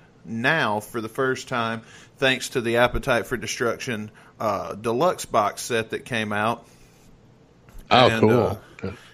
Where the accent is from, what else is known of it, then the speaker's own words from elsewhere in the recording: Tupelo, Mississippi, United States; now in Missouri, United States; I'm from Tupelo, Mississippi. And so we basically, we have Elvis as part of our education in school